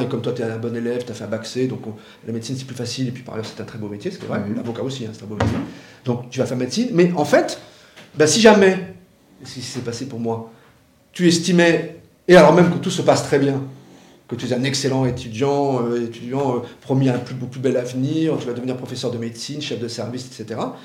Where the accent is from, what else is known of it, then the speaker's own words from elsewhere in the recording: Paris, Île-de-France, France; je suis né à Paris, euh, j'ai vécu longtemps dans le 20e arrondissement à Belleville d'une famille d'immigrés espagnols